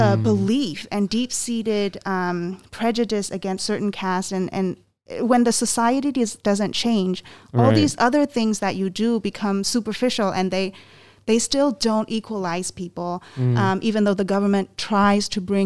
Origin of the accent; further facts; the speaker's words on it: Myanmar; English is a second language; I'm from Myanmar.